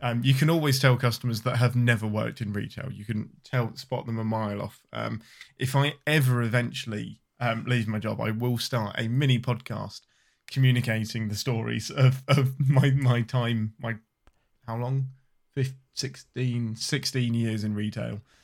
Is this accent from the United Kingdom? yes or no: yes; England, United Kingdom; I'm your Englishman